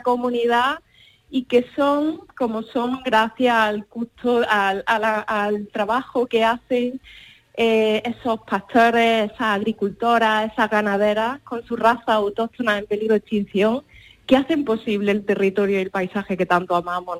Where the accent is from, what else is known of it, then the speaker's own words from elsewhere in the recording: Córdoba, Andalusia, Spain; soy cordobesa, nací en Córdoba